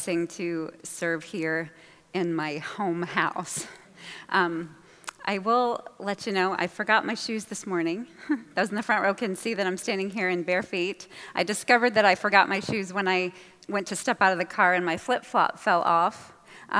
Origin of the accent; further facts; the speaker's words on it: New Hampshire, United States; I'm from New Hampshire, and I would spend the summers in Massachusetts with my grandmother.